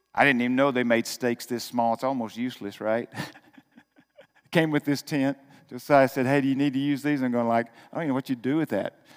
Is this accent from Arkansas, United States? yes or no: yes; Arkansas, United States; I grew up in Arkansas.